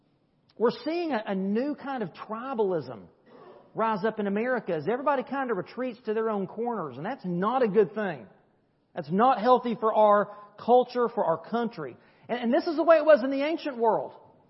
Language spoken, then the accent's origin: English; United States; I am a Christian first, I'm an American second.